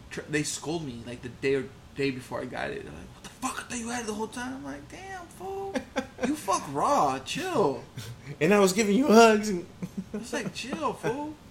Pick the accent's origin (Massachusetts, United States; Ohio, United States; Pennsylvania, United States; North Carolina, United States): Ohio, United States; Cleveland; now in Portland, United States; Like, I'm from Cleveland.